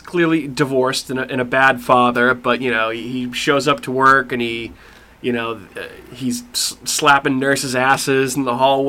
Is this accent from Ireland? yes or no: yes; Ireland; I mean, I'm Irish.